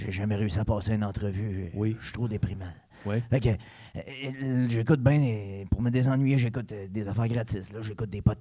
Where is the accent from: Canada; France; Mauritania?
Canada; Chambly, Quebec; born there; moi, je je suis né à Chambly. Peu d'expérience de vie. J'ai 37 ans